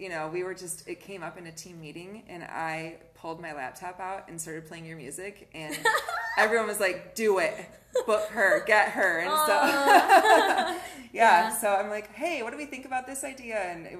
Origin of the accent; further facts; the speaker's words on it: Kalamazoo, Michigan, United States; I'm from Kalamazoo. I'm born and raised here. I've lived here my whole life.